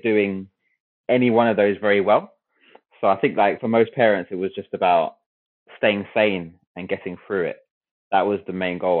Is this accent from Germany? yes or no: no; London, United Kingdom; I grew up in West London near Wembley.